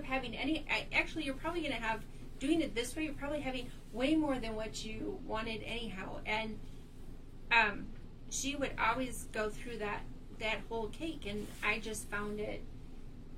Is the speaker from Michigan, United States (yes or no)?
yes; Michigan, United States; moved away; I'm from Michigan